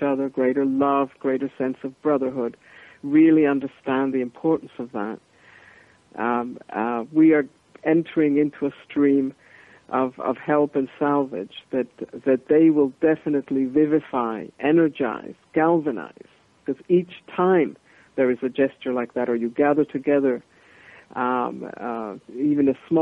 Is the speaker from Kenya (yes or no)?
no; Colombia; moved away; I was born and raised in Colombia